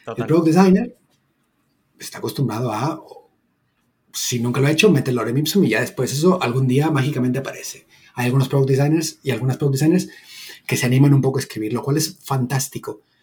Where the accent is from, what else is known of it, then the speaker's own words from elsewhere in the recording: Mexico; moved away as an adult; now in Barcelona, Spain; soy originalmente de México